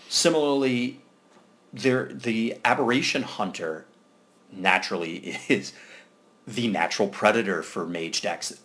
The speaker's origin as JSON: {"language": "English", "region": "New Jersey", "country": "United States", "said": "I'm from Jersey."}